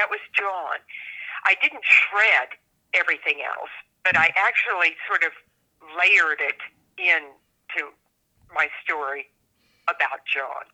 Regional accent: Northern California, United States; also born or lived in Washington, D.C. area; now in New Mexico, United States; I grew up in Northern California, but I spent a lot of time on the East Coast in the Washington, D.C. area

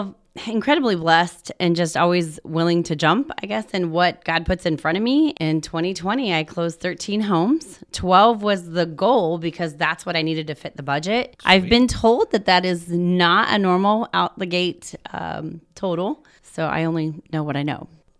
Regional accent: Indiana, United States; also born or lived in Ohio; I'm actually from Southern Indiana. I was what? Born in Ohio.

